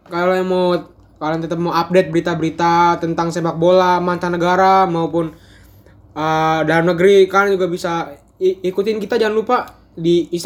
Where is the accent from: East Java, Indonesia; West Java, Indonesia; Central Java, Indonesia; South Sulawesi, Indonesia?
South Sulawesi, Indonesia; Makassar; juga orang Makassar by the way.